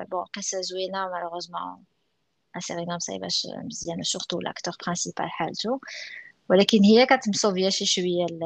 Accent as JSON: {"language": "Arabic", "country": "Morocco", "said": "حنا مغاربه في راسنا شويه تنميلو للنيت في هاد القضيه"}